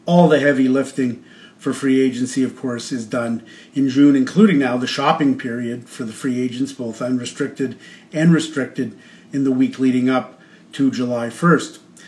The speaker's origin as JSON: {"language": "English", "town": "Toronto", "region": "Ontario", "country": "Canada", "tie": "born or raised there", "said": "I was born and raised in Toronto, or close enough Scarborough, part of metropolitan Toronto before they started using the term GTA for Greater Toronto Area. And it is my home, and I've always loved it."}